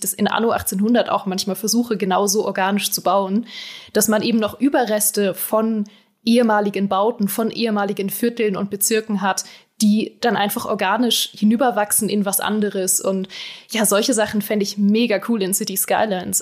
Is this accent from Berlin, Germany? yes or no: yes; Berlin, Germany; ich komme ja aus Berlin